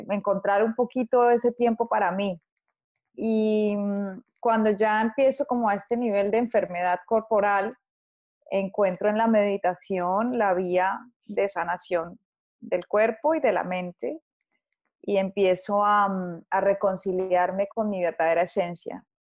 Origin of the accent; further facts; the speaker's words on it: Colombia; eh, nací en Colombia